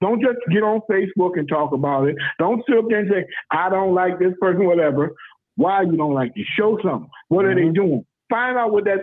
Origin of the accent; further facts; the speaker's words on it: Lackawanna, New York, United States; also born or lived in South Carolina; being a city councilman for where I grew up